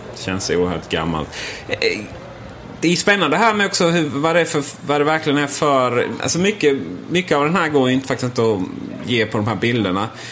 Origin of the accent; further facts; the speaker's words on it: Sweden; som vi svenskar är